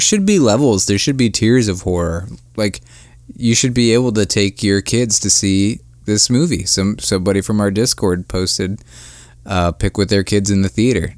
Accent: Akron, Ohio, United States; my hometown, Akron, Ohio

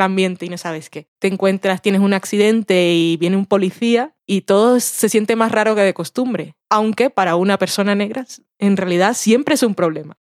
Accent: Colombia; soy colombiana

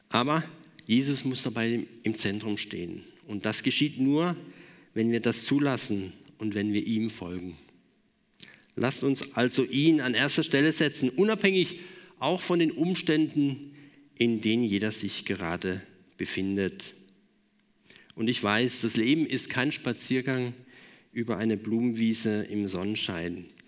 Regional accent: Germany; wir als Deutsche

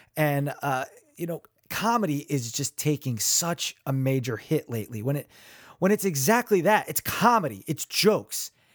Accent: Neptune, New Jersey, United States; I grew up in Neptune, New Jersey

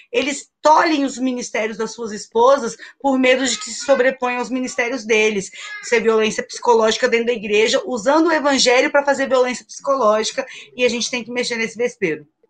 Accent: Rio de Janeiro, Brazil; eu sou favelada, sou da favela do Sapo, na zona oeste do Rio

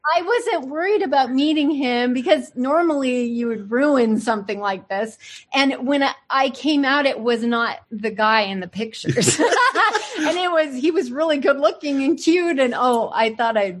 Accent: San Francisco / Northern California, United States; also born or lived in El Paso, Texas; I moved from El Paso, living with my grandparents, to San Francisco

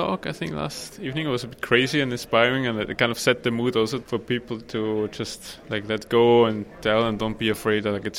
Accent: Austria; now in Barcelona, Spain; I'm from Austria, but I live in Barcelona

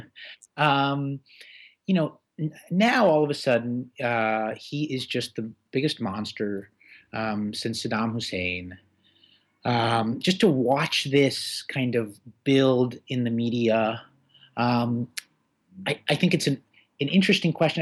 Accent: Boston, Massachusetts, United States; also born or lived in Moscow, Russia; my parents came over with me and my sister uh, when I was six in 1981. Um, and so uh, I grew up in Boston

